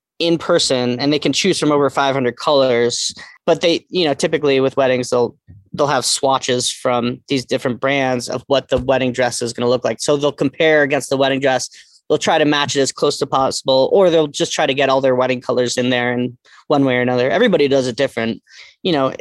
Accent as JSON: {"language": "English", "region": "East Coast", "country": "United States", "moved": "yes", "said": "I'm from the East Coast"}